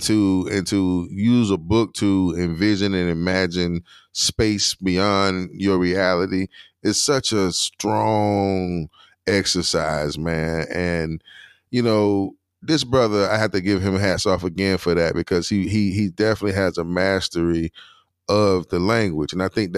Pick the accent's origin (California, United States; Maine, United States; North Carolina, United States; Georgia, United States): North Carolina, United States; Durham; In Durham, right here at the crib, Durham, North Carolina.